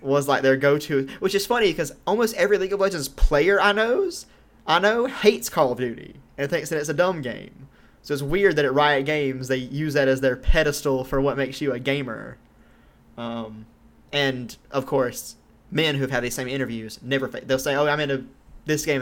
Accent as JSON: {"language": "English", "region": "Georgia", "country": "United States", "tie": "born or raised there", "moved": "as an adult", "said": "I'm from Georgia. I lived there for 99% of my life so far, and I don't live there anymore"}